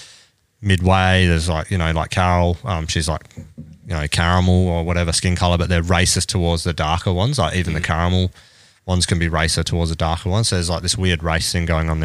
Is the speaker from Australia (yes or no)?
yes; Australia; I'm Australian